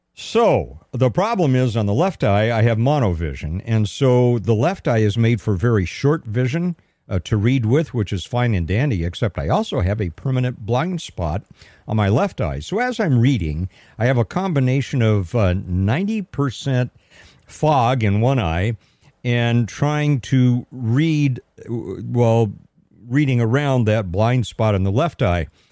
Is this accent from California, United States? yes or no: yes; Pasadena, California, United States; also born or lived in Altadena, California / Arcadia, California; I am a native Southern Californian. I was born and raised in Pasadena, California, a little bit in Altadena, a little bit in Arcadia, but Pasadena is my hometown